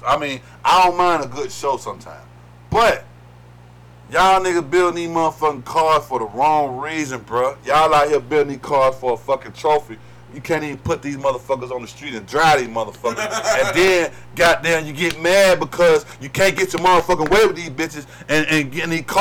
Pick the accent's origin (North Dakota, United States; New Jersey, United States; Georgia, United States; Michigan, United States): Georgia, United States; Atlanta; Every man that was born and raised in Atlanta